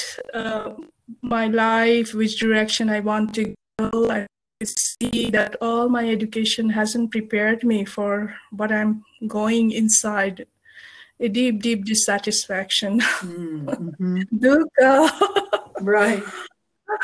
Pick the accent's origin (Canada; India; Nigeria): India; Kolkata, West Bengal; moved away as an adult; now in United States; I was born in Kolkata in India in a Buddhist family.